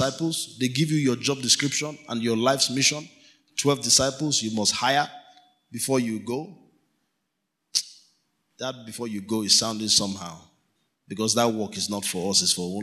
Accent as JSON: {"language": "English", "town": "Kano", "region": "Kano State", "country": "Nigeria", "tie": "born or raised there", "said": "We grew up in Kano together"}